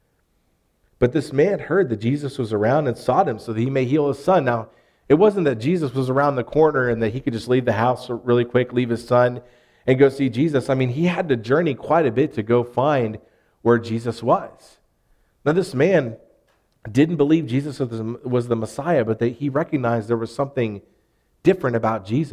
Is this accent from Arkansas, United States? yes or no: yes; Arkansas, United States; what's the plural word for you for us Arkansans? Y'all